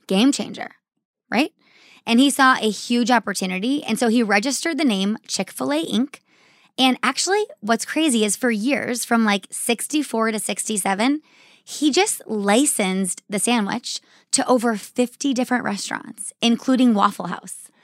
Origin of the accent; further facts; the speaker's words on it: Arizona, United States; I grew up here in Arizona.